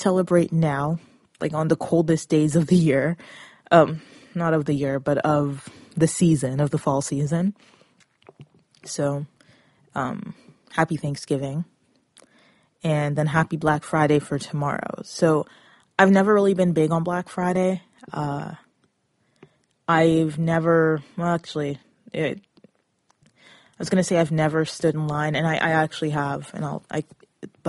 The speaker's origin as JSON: {"language": "English", "town": "Toronto", "region": "Ontario", "country": "Canada", "said": "I come from the Toronto area"}